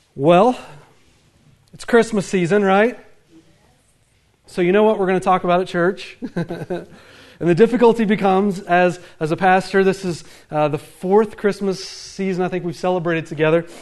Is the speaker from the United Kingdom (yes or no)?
no; the Bible Belt, the South, United States; I grew up in the Bible Belt